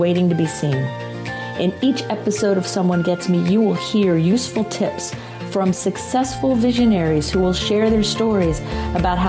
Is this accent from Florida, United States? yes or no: yes; Florida, United States; moved away as an adult; also born or lived in Tampa Bay area, Florida; now in Winston-Salem, United States; I was raised in Florida, so I never thought I wouldn't live there